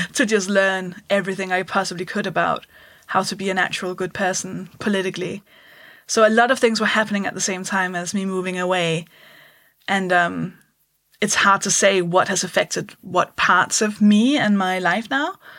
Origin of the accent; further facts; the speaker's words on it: Denmark; English is a second language; moved away as an adult; now in United Kingdom; I'll explain the accent. I'm from Denmark